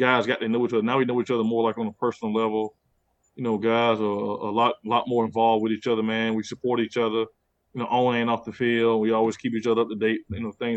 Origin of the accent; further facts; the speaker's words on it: Pensacola, Florida, United States; where I'm from, Pensacola, at one point we had like the lowest graduation rate in the state of Florida